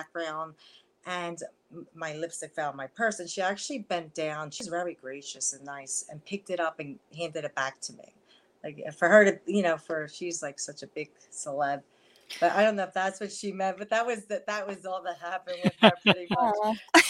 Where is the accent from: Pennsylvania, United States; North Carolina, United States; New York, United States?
Pennsylvania, United States; Philadelphia; accent: Philly, New York; I grew up right in Philadelphia